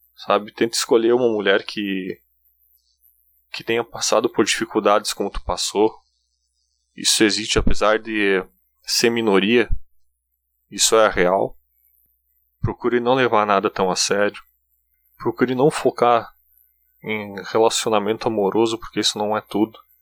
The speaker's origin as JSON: {"language": "Portuguese", "region": "Rio Grande do Sul", "country": "Brazil", "accent": "German-colonist interior accent", "said": "Eu sou do Rio Grande do Sul, eu sou do interior. O meu sotaque é uma merda mesmo, tá?"}